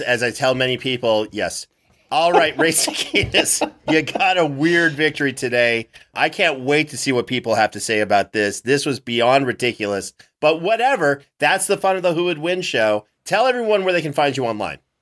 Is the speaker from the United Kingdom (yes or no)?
no; Canada; my home country